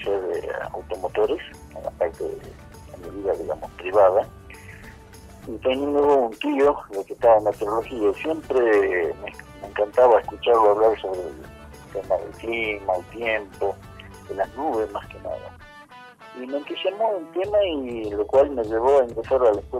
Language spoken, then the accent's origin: Spanish; Salta, Argentina; also born or lived in Morón / Comodoro Rivadavia / Orán; En el año 2003 regresé eh, a mi provincia, pero no a Salta Capital, sino a la ciudad de Orán, San Ramón de la Nueva Orán. Y en el año 2007, 2008 me salió el paso de Salta Capital